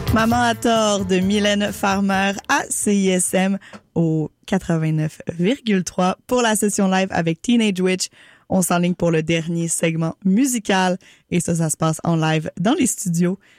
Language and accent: French; Montreal, Quebec, Canada; en tant que, que Montréalaise de quatrième génération